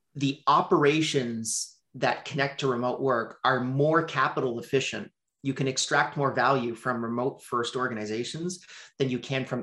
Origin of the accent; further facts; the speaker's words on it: Montreal, Quebec, Canada; I'm from Montreal, Canada.